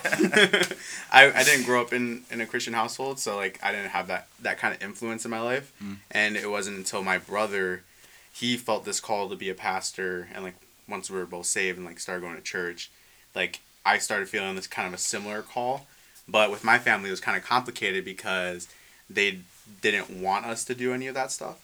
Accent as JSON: {"language": "English", "town": "Westland", "region": "Michigan", "country": "United States", "moved": "yes", "said": "I'm from Detroit area. Yeah, Metro Detroit. So Wayne Westland."}